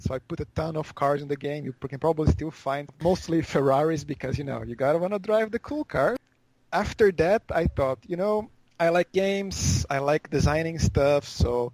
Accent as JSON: {"language": "English", "country": "Brazil", "moved": "yes", "lives_now": "Osaka, Japan", "said": "I'm from Brazil."}